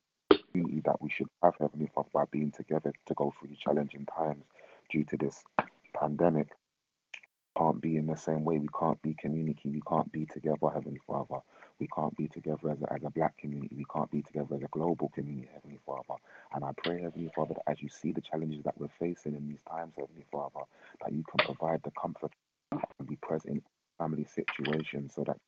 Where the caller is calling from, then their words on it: London, United Kingdom; I'm calling from London.